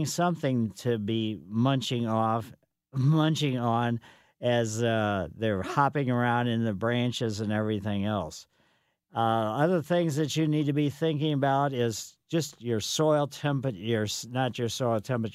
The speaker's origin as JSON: {"language": "English", "town": "Ellisville", "region": "Missouri", "country": "United States", "tie": "born or raised there", "said": "I grew up in Ellisville on Maple Lane"}